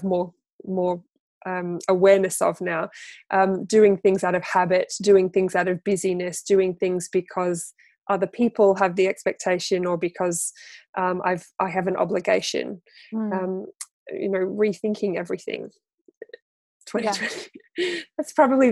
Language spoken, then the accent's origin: English; Australia; moved away as an adult; now in United Kingdom; I am an Australian. I'm a displaced Australian living in the UK for 16 years, I think now